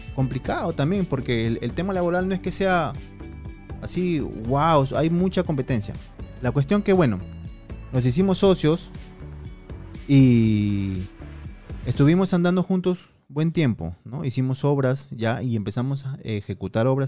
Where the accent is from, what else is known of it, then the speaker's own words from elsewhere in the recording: Piura, Peru; moved away as an adult; Ciudad ciudad de Piura, de donde yo soy